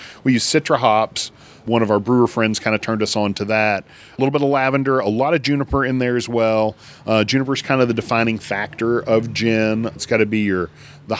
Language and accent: English; Tennessee, United States; I grew up in Tennessee